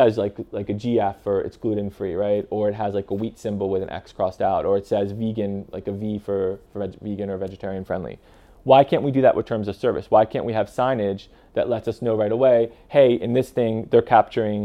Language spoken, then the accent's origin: English; United States; now in European Union; I'm living in the EU, I'm American, but I'm living in the EU